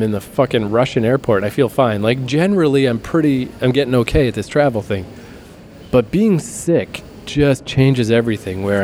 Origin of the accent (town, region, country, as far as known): Fredericton, New Brunswick, Canada; born or raised there